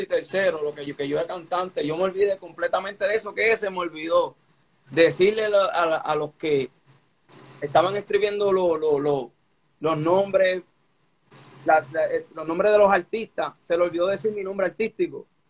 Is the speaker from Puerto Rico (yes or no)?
yes; Caguas, Puerto Rico; yo soy de Caguas, Puerto Rico. Yo nací en Caguas